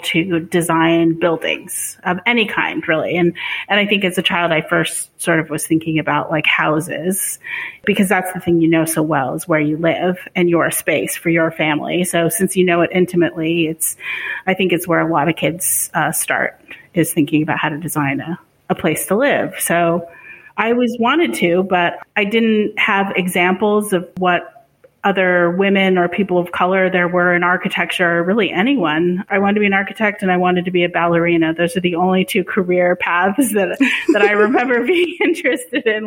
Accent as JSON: {"language": "English", "town": "Portland", "region": "Oregon", "country": "United States", "tie": "born or raised there", "also_born_or_lived": "Boston", "said": "I did grow up here in Portland, and I grew up on the east side"}